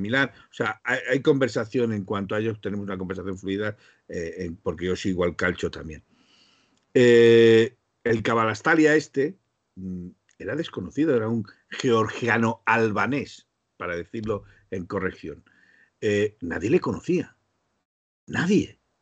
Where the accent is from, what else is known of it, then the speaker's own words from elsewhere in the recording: Spain; sigo siendo español